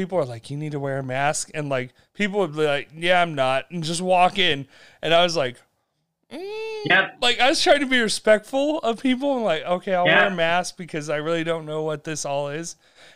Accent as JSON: {"language": "English", "region": "Utah", "country": "United States", "said": "I'm like, Utah"}